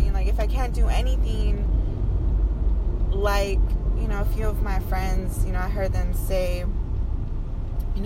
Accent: Indiana, United States; now in Las Vegas, United States; I'm from Indiana

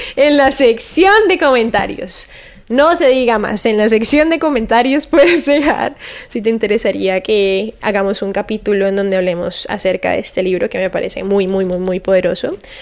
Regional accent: Cali, Valle del Cauca, Colombia; moved away as an adult; now in Miami, United States; mi ciudad natal y en donde he vivido la gran parte de mi vida es Cali, Colombia.

